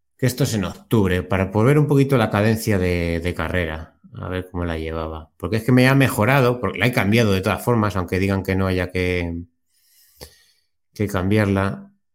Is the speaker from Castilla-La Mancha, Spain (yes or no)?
yes; Consuegra, Castilla-La Mancha, Spain; desde Consuegra, desde mi pueblo